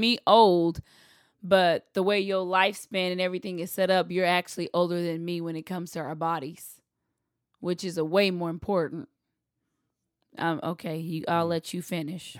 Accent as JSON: {"language": "English", "region": "Texas", "country": "United States", "said": "I'm from the South. I'm from Texas."}